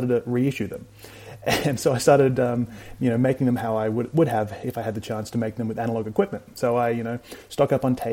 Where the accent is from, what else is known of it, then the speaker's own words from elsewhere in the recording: Adelaide, South Australia, Australia; I was from Adelaide in South Australia